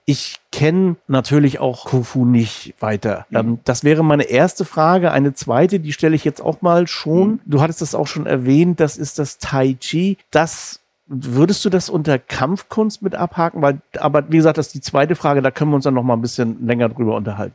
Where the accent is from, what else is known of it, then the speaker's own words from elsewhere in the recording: Rostock, Mecklenburg-Vorpommern, Germany; ich komme aus Rostock, insofern zwei Nordlichter unter sich heute